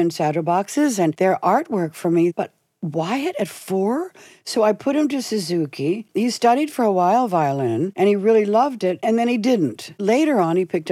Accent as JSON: {"language": "English", "town": "Washington", "region": "District of Columbia", "country": "United States", "tie": "born or raised there", "also_born_or_lived": "Takoma Park, Maryland / New York", "moved": "as an adult", "said": "I was born in Washington, D.C. I lived on a dead-end street, very modest, duplex house, for 19 years until I went to New York"}